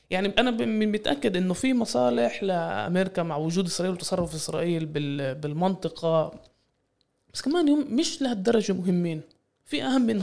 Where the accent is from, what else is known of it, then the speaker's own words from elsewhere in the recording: Palestine; يعني يعني هذا تحدينا احنا كفلسطينيين انه نبطل نشوف اسرائيل كمركز لمحور الاقليمي والعالمي